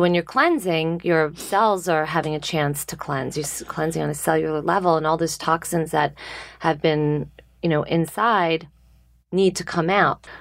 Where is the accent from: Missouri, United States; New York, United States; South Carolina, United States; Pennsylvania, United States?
New York, United States; Hewlett; I grew up in Long Island